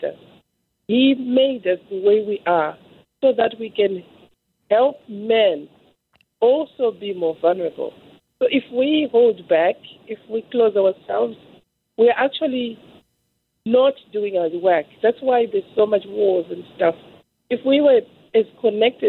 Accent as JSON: {"language": "English", "country": "Zimbabwe", "said": "I'm from Zimbabwe originally"}